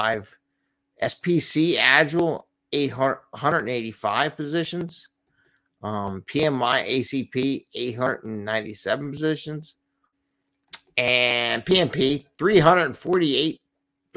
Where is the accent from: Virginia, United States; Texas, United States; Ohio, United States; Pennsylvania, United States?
Pennsylvania, United States; Philadelphia; Philly, my hometown